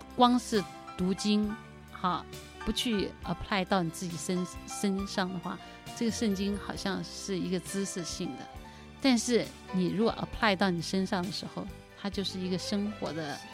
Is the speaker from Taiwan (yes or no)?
yes; Taiwan; 我的父母啊， 因为他们是在一九四九年，随着中国大陆的那个， 呃， 呃， 随着部队撤退来台湾。 那刚来台湾的时候，生活很贫困，很贫穷